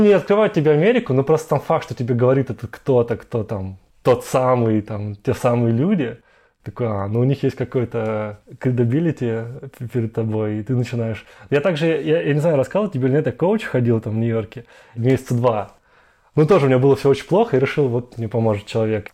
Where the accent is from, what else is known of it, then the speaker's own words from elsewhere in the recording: Moscow, Russia; moved away as an adult; also born or lived in Brazil / Europe / United States; я из Москвы и большой город